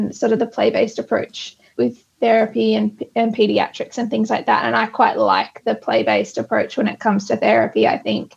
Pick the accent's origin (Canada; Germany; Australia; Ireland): Australia; Sydney, New South Wales; I'm from Sydney